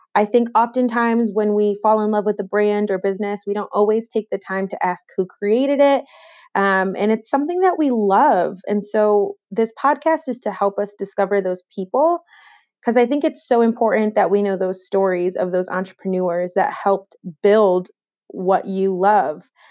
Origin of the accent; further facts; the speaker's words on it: Rochester, New York, United States; moved away as an adult; also born or lived in Clarkson University, New York; now in Charlotte, United States; I'm originally from New York, but no, not the city, from Western New York and Rochester, to be specific.